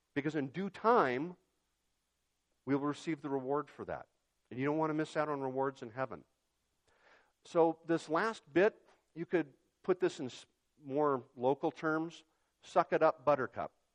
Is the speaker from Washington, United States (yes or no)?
yes; Yakima, Washington, United States; when I was growing up in Yakima